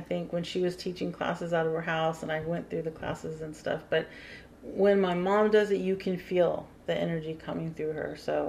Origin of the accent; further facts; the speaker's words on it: Ramstein, Rhineland-Palatinate, Germany; And I had a good friend of mine that we grew up together in Ramstein